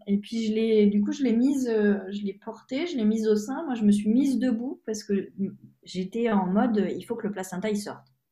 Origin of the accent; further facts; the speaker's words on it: France; moved away; also born or lived in Hungary; je suis française en Hongrie